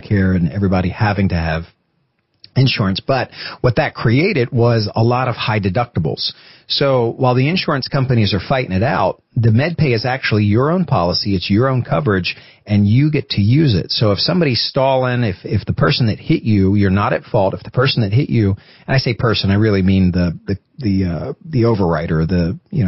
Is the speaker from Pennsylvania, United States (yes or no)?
yes; Pennsylvania, United States; moved away; I'm from Pennsylvania.